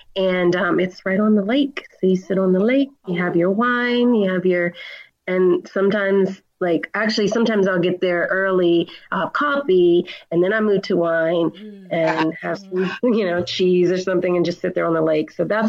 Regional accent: Reston, Virginia, United States; So I'm from Reston, Virginia. I grew up in a very small town, about 30 miles outside of D.C., close to Dulles Airport.

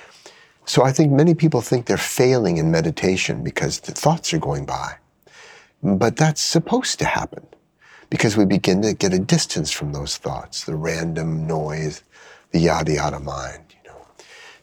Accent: United States; an American who's an expert in mindfulness

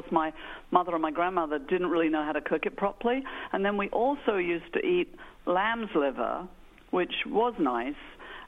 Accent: England, United Kingdom; now in Brooklyn, United States; I grew up in England, outside of London.

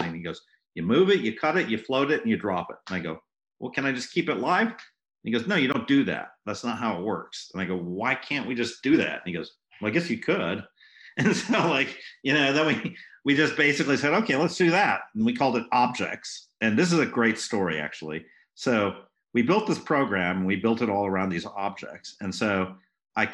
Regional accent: France; moved away; I grew up in France

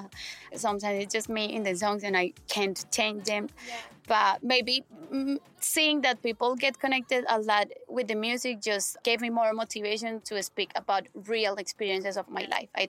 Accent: Colombia; English is a second language; I'm from Colombia

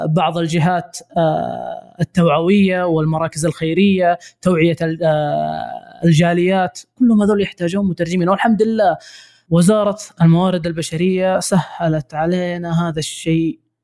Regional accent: Saudi Arabia; عندنا في السعوديه

